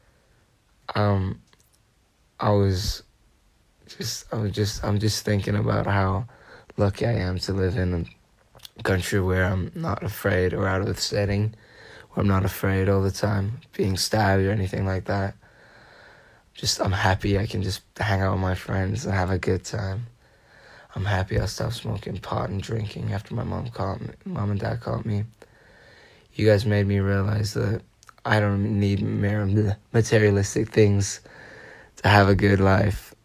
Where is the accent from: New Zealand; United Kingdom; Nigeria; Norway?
Norway; I'm from Norway, 14 years old